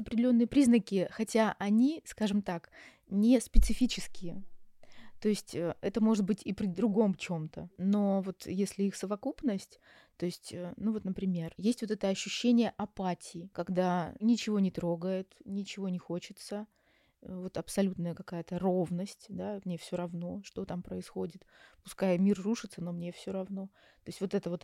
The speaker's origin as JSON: {"language": "Russian", "town": "Yaroslavl", "region": "Yaroslavl Oblast", "country": "Russia", "tie": "born or raised there", "also_born_or_lived": "Moscow", "moved": "as an adult", "lives_now": "Istanbul, Turkey", "said": "я сама родом из Ярославля, закончила наш психфак, Ярославский"}